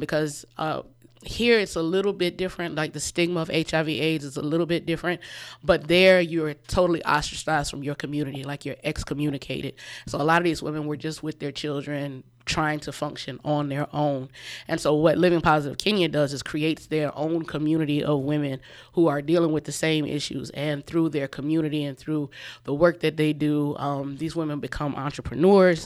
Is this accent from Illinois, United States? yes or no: no; Orangeburg, South Carolina, United States; moved away as an adult; also born or lived in Columbia, South Carolina / Chicago; I am from Orangeburg. I grew up here, graduated from Orangeburg-Wilkinson in ninety-four.